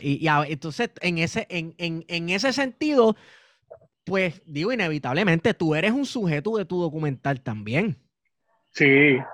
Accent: Puerto Rico; nosotros como puertorriqueños y puertorriqueñas

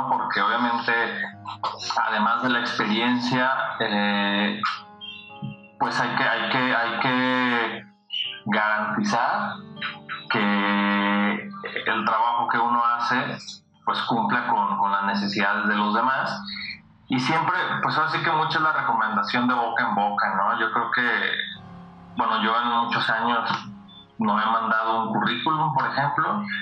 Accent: Guadalajara, Jalisco, Mexico; soy originario acá de Guadalajara

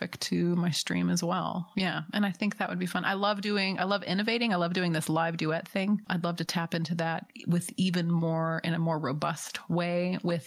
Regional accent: Nashville, Tennessee, United States; I grew up in Nashville

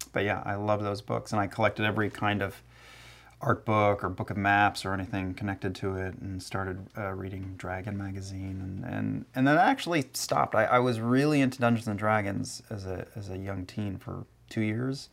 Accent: New Jersey, United States; I was born and raised in Jersey

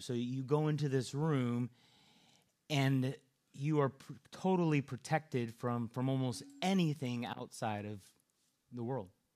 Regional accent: California, United States; moved away; I'm from California, and so out there we have to look out for earthquakes

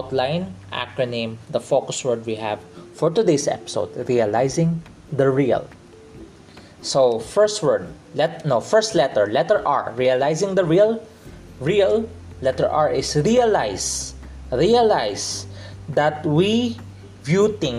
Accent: Philippines; accent: Filipino English; I'm a Filipino in the Philippines. We have a Filipino English

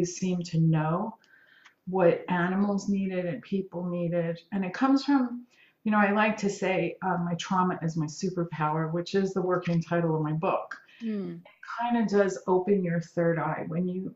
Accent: New York City, New York, United States; moved away as an adult; also born or lived in Southern California; now in California, United States; my crazy Italian household growing up in Brooklyn

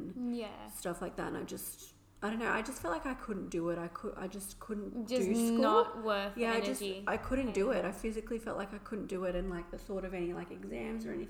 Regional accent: Shellharbour, New South Wales, Australia; I am 23 and I'm from Shell Harbour in New South Wales

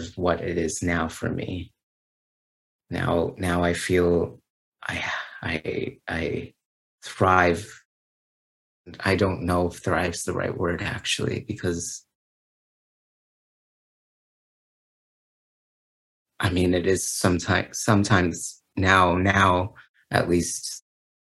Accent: Canada; as a Canadian

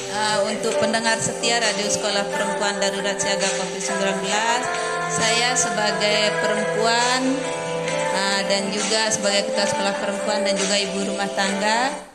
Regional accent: Indonesia

